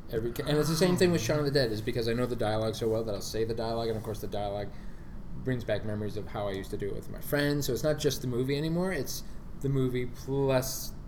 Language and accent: English; Bermuda; moved away; when I grew up in Bermuda, 1987